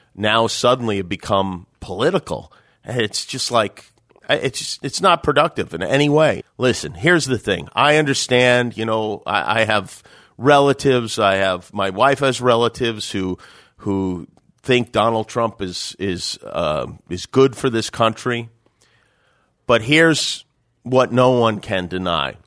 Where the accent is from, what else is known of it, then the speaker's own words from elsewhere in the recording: Las Vegas, Nevada, United States; growing up in Vegas, boxing was important to me.